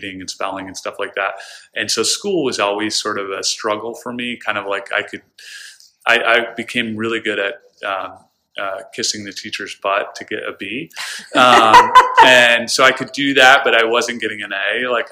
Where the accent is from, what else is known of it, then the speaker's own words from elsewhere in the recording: the Adirondacks, New York, United States; now in Stamford, United States; growing up in the Adirondacks